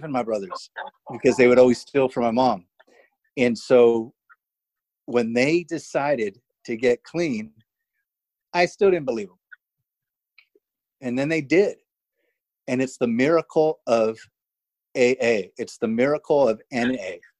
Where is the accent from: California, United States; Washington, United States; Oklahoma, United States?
California, United States; Chula Vista; growing up in Chula Vista, California